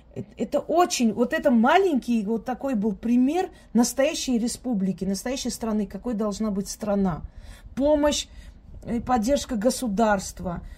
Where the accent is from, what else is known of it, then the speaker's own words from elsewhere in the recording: Georgia; я росла среди них, я выросла в Грузии